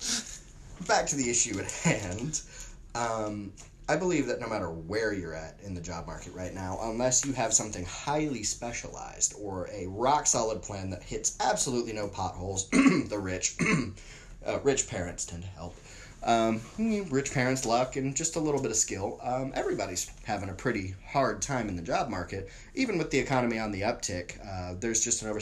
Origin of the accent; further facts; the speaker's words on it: San Antonio, Texas, United States; I grew up in San Antonio.